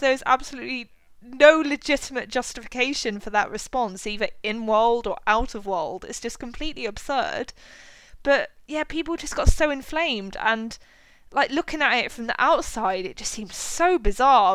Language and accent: English; United Kingdom; as a British person